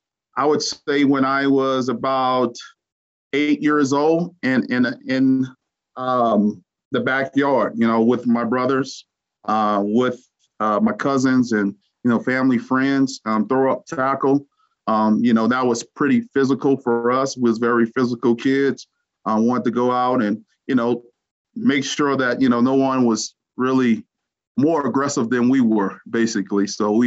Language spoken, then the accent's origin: English; Louisiana, United States; moved away; Coming out of Louisiana, it was just a huge shock when I came to Colorado